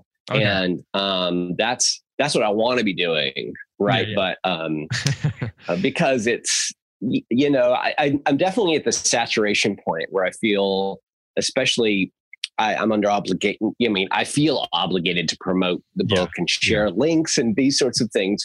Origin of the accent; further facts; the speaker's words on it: Southern California, United States; my teenage years back in Southern California, where I lived in the Yellow Valley, and I was homeschooled